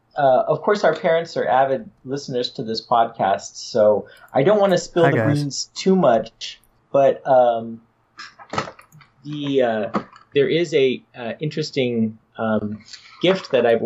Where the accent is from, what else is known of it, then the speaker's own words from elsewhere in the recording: San Jose, California, United States; moved away as an adult; now in Sacramento, United States; growing up in San Jose.